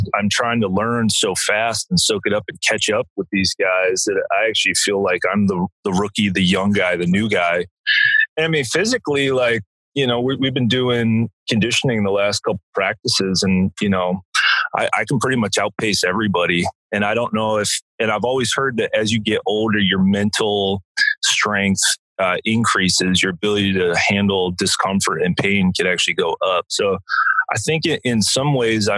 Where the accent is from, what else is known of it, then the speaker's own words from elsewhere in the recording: Eastbourne, South East England, United Kingdom; now in Austin, United States; from where I was born in England, the town of Eastbourne.